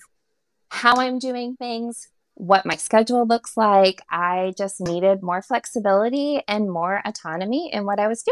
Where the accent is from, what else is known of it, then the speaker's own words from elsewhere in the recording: Florida, United States; moved away as an adult; also born or lived in Alabama; now in Nashville, United States; I am born and raised in Florida.